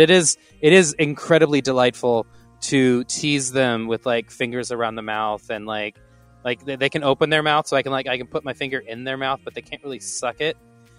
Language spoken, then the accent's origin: English; Texas, United States; moved away; I am down in a great state of Tejas. I came down for some early holiday stuff.